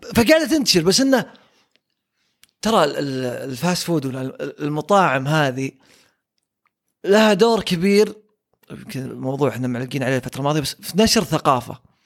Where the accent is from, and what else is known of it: Saudi Arabia